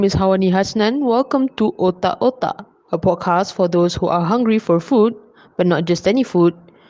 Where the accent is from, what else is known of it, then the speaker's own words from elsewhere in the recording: Subang Jaya, Selangor, Malaysia; I was born and raised in Subang Jaya, and I am a working class citizen